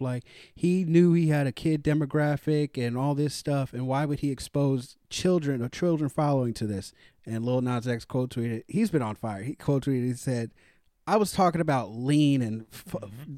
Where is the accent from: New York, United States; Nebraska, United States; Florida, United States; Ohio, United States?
Florida, United States; Daytona Beach; moved away; I'm originally from Daytona Beach, Florida